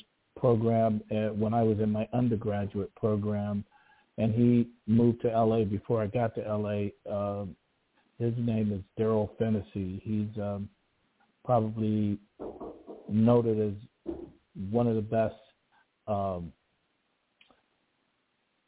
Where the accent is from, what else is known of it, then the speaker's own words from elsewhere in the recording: Chicago, Illinois, United States; moved away as an adult; now in California, United States; I'm originally from Chicago, Illinois